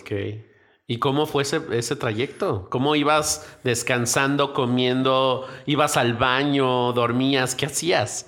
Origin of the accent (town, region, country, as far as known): Mexico